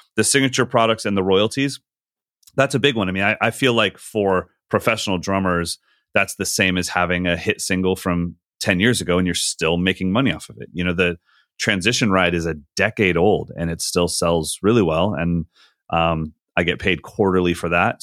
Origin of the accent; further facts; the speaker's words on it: Sacramento, California, United States; a night in Sacramento, just in my hometown